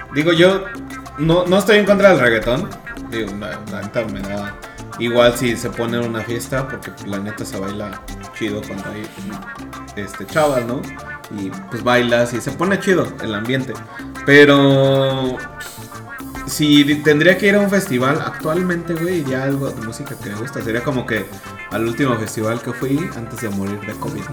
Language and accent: Spanish; Mexico; nosotros somos de México